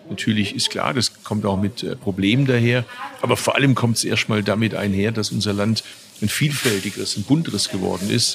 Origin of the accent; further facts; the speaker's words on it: Bad Urach, Baden-Württemberg, Germany; in meiner Geburtsstadt Bad Urach